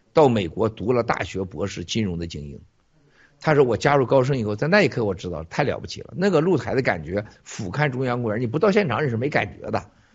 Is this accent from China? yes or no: yes; Shandong, China; 我不是河南人，我是山东人